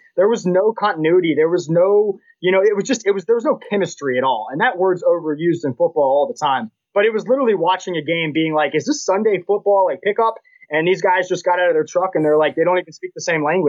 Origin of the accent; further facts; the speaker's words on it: United States; As an American